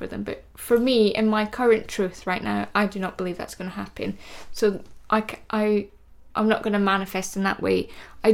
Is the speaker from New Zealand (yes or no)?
no; Scotland, United Kingdom; I'm Scottish